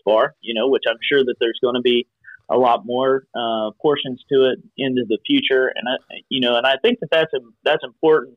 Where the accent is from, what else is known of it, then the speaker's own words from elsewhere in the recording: Eastern Kentucky, United States; also born or lived in Cincinnati, Ohio; I was born in Cincinnati, Ohio, and then we moved to Eastern Kentucky, and my mom and dad were co-pastors of a church